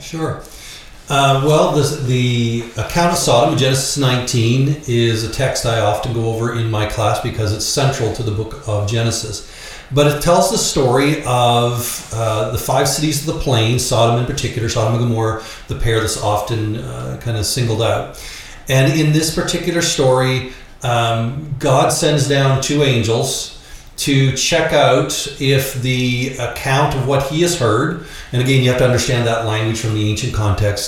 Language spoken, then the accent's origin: English; Canada; accent: Canadian; moved away; I'm actually a Canadian. That's the accent you're hearing.